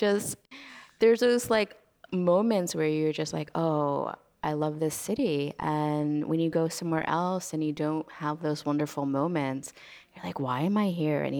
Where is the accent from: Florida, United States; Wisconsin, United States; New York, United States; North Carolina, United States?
New York, United States; New York City; I grew up as a New Yorker, so I've been in New York 27 years total, and it's definitely a love-hate relationship.